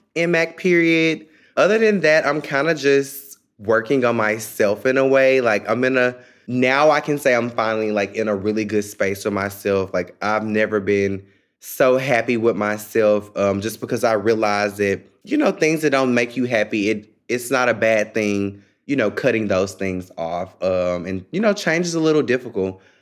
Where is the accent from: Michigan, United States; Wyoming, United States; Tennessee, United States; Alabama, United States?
Tennessee, United States; Memphis; moved away as an adult; now in Washington, D.C., United States; I'm from Memphis, Tennessee